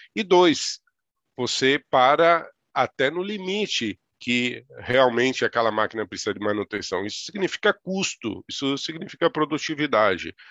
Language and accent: Portuguese; interior of São Paulo, Brazil; E sou do interior de São Paulo, Ali eu me criei